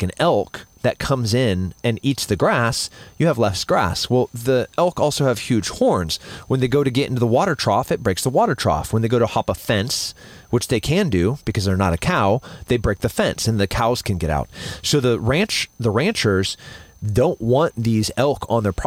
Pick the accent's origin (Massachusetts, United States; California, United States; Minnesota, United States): California, United States; Central; now in Austin, United States; I'm from Central California.